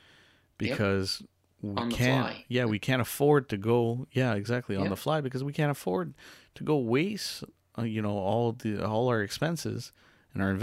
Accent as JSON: {"language": "English", "town": "Bathurst", "region": "New Brunswick", "country": "Canada", "lives_now": "Tracadie, Canada", "said": "we're from Bathurst"}